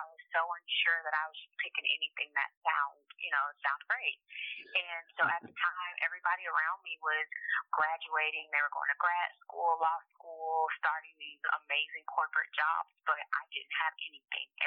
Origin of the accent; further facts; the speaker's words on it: Miami, Florida, United States; also born or lived in China; I am from the 305 ah. Miami all day.